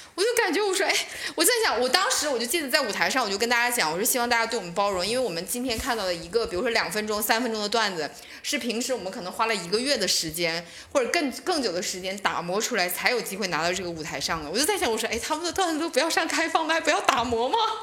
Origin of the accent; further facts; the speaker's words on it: northern China, China; 作为一个北方人，